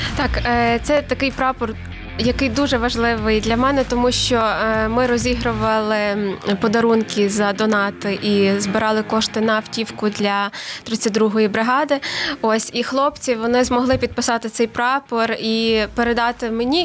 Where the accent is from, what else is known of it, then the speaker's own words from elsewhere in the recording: Ivano-Frankivsk, Ivano-Frankivsk Oblast, Ukraine; я з Івано-Франківська